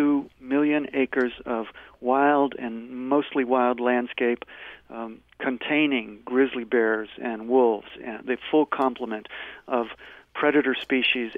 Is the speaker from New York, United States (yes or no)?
no; Cincinnati, Ohio, United States; moved away as an adult; now in Montana, United States; I grew up in Cincinnati, came to Montana in 1973 after graduate school, and I've been here since then.